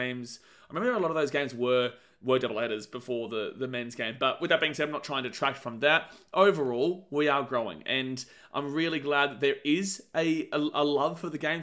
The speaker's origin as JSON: {"language": "English", "town": "Gold Coast", "region": "Queensland", "country": "Australia", "said": "We're from the Gold Coast. This is where our family lives. This is where we live"}